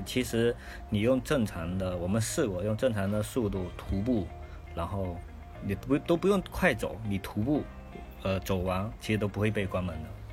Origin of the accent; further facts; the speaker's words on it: Fujian, China; now in northern China; 我是一个福建人，然后这些人呢，一直生活在这个北方，就将近二十年了